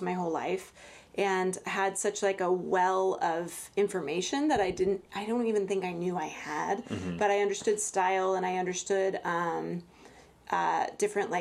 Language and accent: English; Los Angeles, California, United States; I grew up in Los Angeles, California. So I'm one of the rare artists who actually was born there